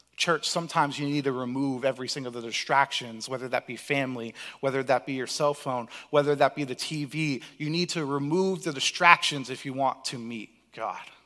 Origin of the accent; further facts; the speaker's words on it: Cape Cod, Massachusetts, United States; I was blessed to grow up in Cape Cod